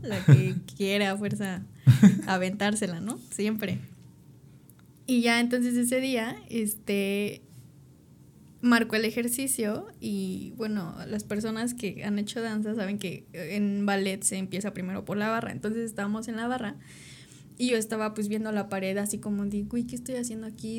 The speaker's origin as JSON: {"language": "Spanish", "town": "Tepoztlán", "region": "Morelos", "country": "Mexico", "tie": "born or raised there", "said": "yo nací en Tepoztlán"}